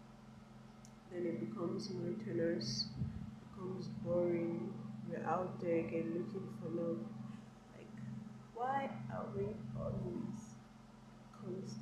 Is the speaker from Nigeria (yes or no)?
yes; Nigeria; I'm a Nigerian, you understand? I'm a Nigerian girl